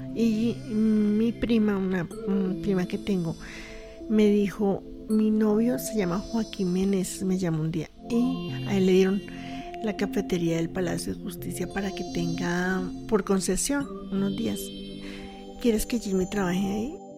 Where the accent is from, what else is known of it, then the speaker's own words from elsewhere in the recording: Colombia; como somos los colombianos